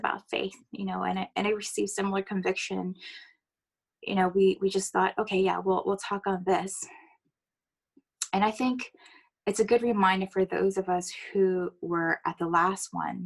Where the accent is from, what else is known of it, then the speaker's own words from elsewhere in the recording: United States; accent: American; moved away; I am American